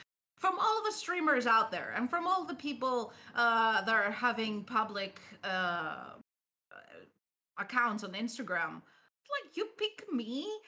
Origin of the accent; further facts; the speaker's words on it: Greece; I'm from Greece